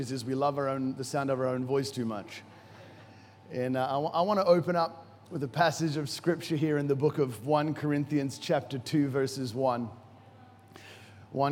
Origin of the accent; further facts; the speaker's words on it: Brisbane, Queensland, Australia; moved away as an adult; also born or lived in Nambour / Noosa / United States; now in Africa; I was born in Nambour. And I say Noosa, but technically it was Nambour. And I was raised actually in Noosa, then moved to the United States of America with my family when I was younger, moved back to Brisbane, was in Brisbane, finished my schooling in Brisbane